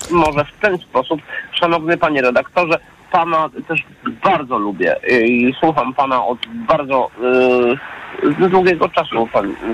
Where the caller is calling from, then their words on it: Warsaw, Masovian Voivodeship, Poland; jestem z Warszawy